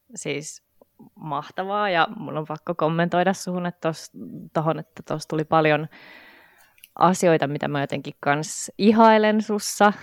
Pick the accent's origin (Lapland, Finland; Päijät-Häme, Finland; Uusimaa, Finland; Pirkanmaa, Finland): Uusimaa, Finland; Helsinki; mä oon Helsingistä